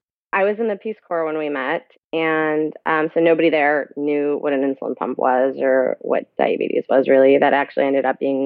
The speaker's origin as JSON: {"language": "English", "town": "Orange", "region": "California", "country": "United States", "tie": "born there", "also_born_or_lived": "Pakistan", "said": "I was born here in Orange, California. Mm-hmm. I moved back to Pakistan, which is where my parents are originally from, when I was 7 or 8."}